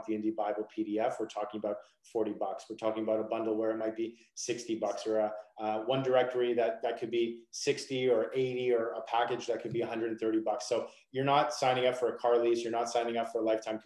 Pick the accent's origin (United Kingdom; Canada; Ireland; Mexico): Canada; Toronto, Ontario; I'm from Canada, I'm from Toronto